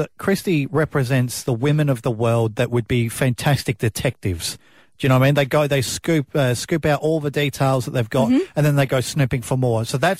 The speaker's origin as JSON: {"language": "English", "region": "South Australia", "country": "Australia", "moved": "yes", "lives_now": "Mid-North Coast, Australia", "said": "I'm South Australian"}